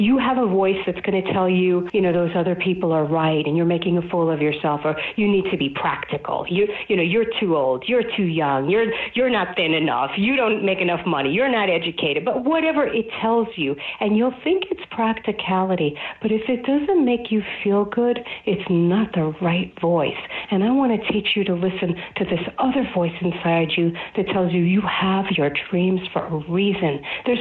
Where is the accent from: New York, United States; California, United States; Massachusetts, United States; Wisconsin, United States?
New York, United States; New York City; I grew up in Brooklyn, New York, and my family's Orthodox Jewish